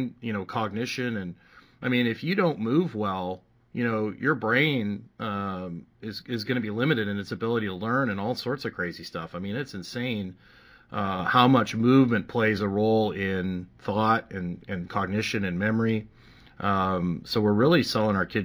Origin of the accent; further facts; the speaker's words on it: Canada; I remember growing up in Canada, doing gymnastics and springboard and climbing ropes